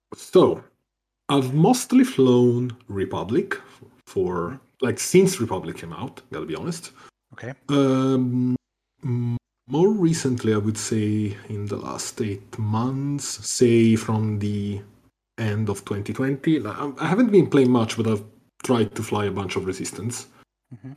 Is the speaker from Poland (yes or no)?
no; Italy; from Italy